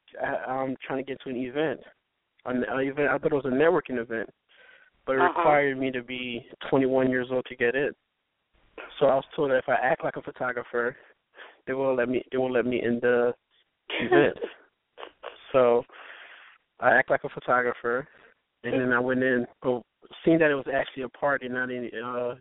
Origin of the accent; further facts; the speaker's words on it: Haiti; now in Philadelphia, United States; I'm a photographer in Philadelphia. I'm actually from Haiti